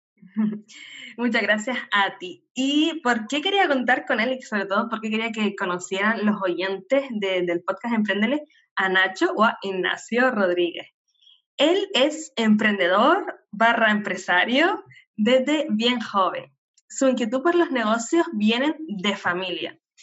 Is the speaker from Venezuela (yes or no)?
no; Canary Islands, Spain; nacida en Canarias